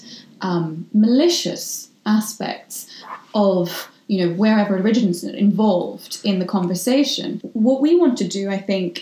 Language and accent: English; Ireland; I am a Muslim, practicing one. And I grew up in Ireland. So that is also part of my identity.